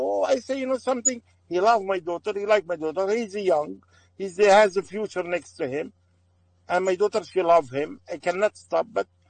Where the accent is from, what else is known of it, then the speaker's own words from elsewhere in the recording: Aleppo, Aleppo Governorate, Syria; English is a second language; moved away as an adult; now in United States; I'm from Aleppo.